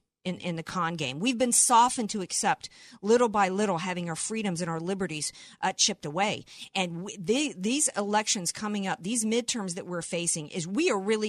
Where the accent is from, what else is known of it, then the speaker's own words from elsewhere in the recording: Deep South, United States; When I was a kid growing up in the Deep South